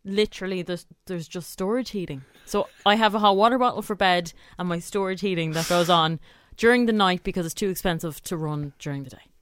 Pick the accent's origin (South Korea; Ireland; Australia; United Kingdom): Ireland; I'm too Irish to actually speak up